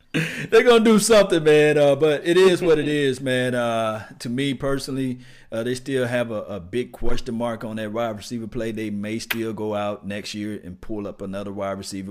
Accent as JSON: {"language": "English", "town": "Natchez", "region": "Mississippi", "country": "United States", "said": "I'm from Linwood, Natchez, Mississippi"}